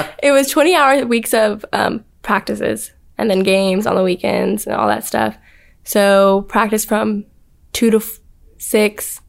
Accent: Spring, Texas, United States; moved away as an adult; I'm from Spring, Texas, which is out of Houston

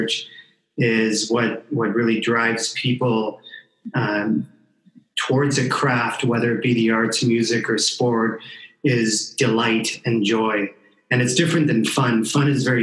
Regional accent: Canada; I grew up in Canada

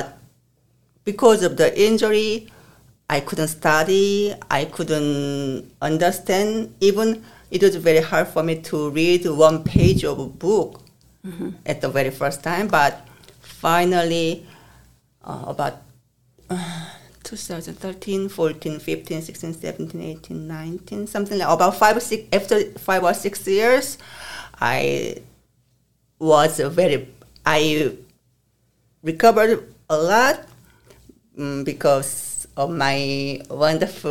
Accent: South Korea; now in United States; I come from South Korea.

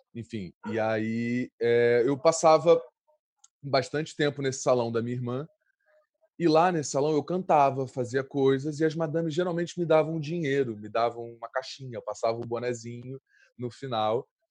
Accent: Rio de Janeiro, Brazil; eu, eu, cresci no Santa Marta, né? Um lugar, uma, uma comunidade

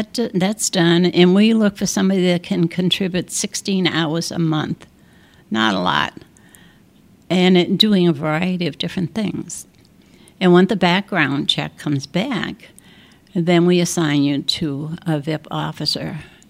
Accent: Ireland; I've been there 19 years, and I'm Irish, so that says something right there.

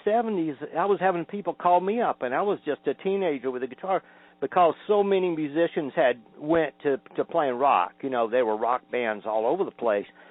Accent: Norcross, Georgia, United States; also born or lived in Atlanta, Georgia; I grew up in Norcross, Georgia. I was I was born in Atlanta in 1952 and I grew up in Norcross, which is a suburb of Atlanta now.

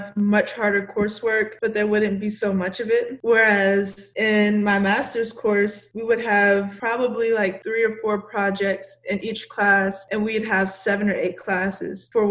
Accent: United States; moved away as an adult; now in Ireland; I'm from America

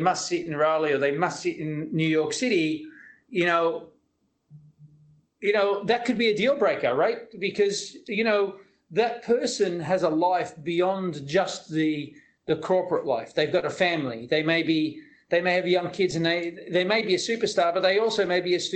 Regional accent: Australia; moved away as an adult; also born or lived in Silicon Valley, United States / Singapore; I'm Australian, so I moved from Australia to many parts of the world, to Silicon Valley

